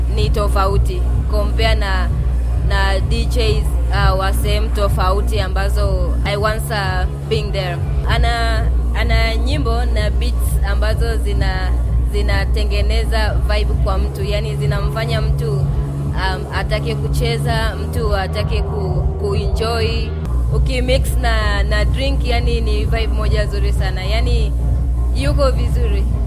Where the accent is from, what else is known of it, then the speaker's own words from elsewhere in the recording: Ngaramtoni, Arusha, Tanzania; natokea Ngaramtoni ya juu.